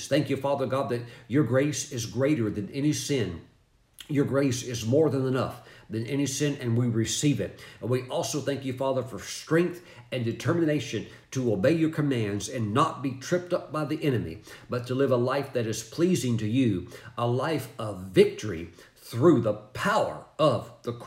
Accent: North Carolina, United States; coming from my home state of North Carolina

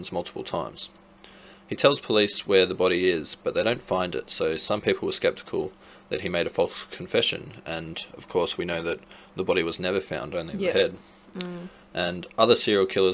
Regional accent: Australia; we're from Australia

